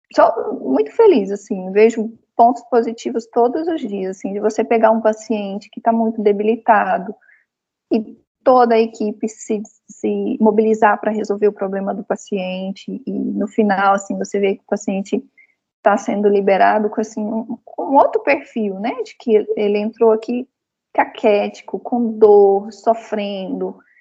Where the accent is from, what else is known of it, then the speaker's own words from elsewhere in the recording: Goiás, Brazil; now in Brasília, Brazil; eu sou goiana